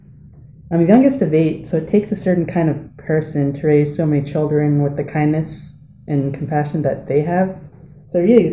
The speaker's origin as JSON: {"language": "English", "town": "Deering", "region": "Alaska", "country": "United States", "tie": "born or raised there", "said": "I'm from Deering, but most of my family is from Kivalina."}